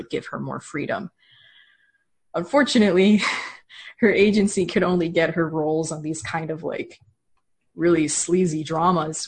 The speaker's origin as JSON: {"language": "English", "country": "United States", "said": "as an American"}